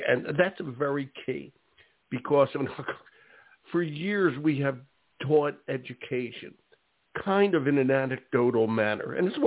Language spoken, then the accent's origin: English; Philadelphia, Pennsylvania, United States; Philadelphia background. That's my hometown.